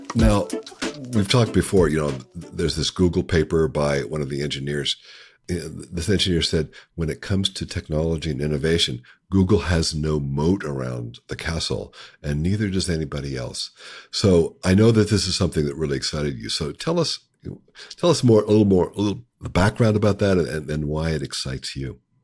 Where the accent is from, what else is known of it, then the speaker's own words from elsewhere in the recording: Appalachia, United States; I grew up in Appalachia